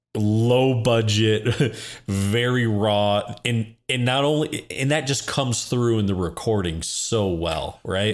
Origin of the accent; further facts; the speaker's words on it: Midwest, United States; for people like us growing up in the Midwest